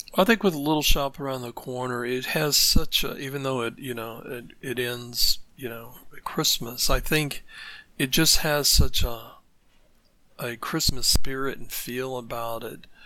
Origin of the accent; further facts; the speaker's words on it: United States; I'm coming from the American side here